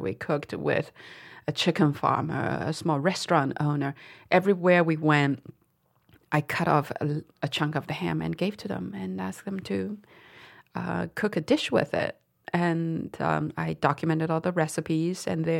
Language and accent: English; Dali, Yunnan, China; moved away; What a wacky way to see my hometown, I thought.